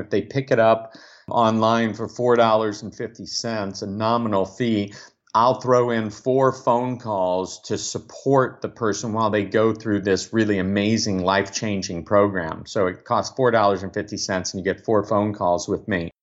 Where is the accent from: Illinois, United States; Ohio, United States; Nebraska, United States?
Nebraska, United States; Omaha; born and raised in Omaha, Nebraska